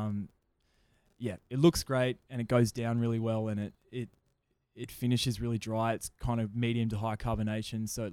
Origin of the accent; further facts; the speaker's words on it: Gold Coast, Queensland, Australia; also born or lived in New South Wales; Always have growing up in Queensland and on the border, New South Wales.